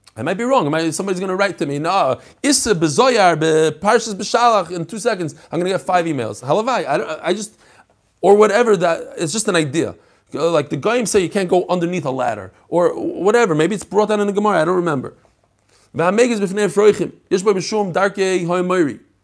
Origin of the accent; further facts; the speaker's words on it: New York, United States; I grew up in New York. I learned how to drive in New York